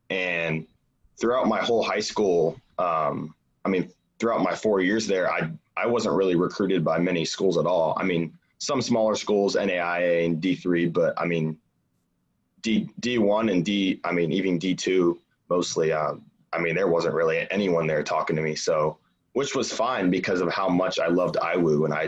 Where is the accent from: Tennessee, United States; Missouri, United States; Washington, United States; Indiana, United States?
Indiana, United States; Warsaw; Yep, Northern Indiana, Warsaw.